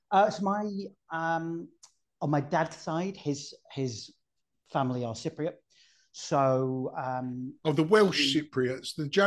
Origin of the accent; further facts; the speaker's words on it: Saudi Arabia; born in '83. Um, grew up with uh, lots of Saturday morning TV. As I said, I grew up in Saudi, so I had a, a big American cultural influence on my childhood as well.